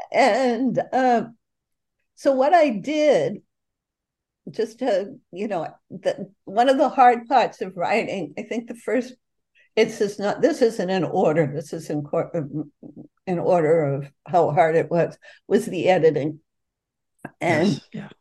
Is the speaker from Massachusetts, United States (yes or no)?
yes; Boston, Massachusetts, United States; me growing up in the North End